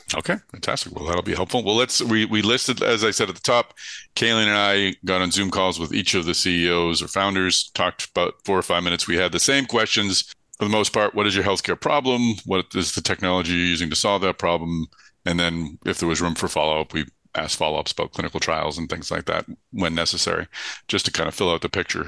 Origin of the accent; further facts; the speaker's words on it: Boston, Massachusetts, United States; accent: Boston; my Boston accent